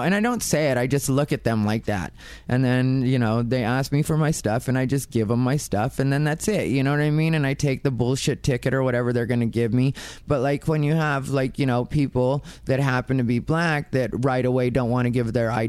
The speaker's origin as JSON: {"language": "English", "region": "Arizona", "country": "United States", "said": "I'm also from Arizona."}